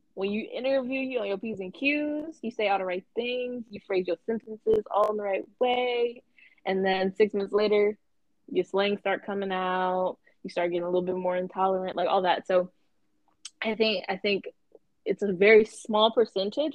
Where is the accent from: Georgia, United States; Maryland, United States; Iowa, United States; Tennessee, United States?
Georgia, United States; Atlanta; I'm 24 from Atlanta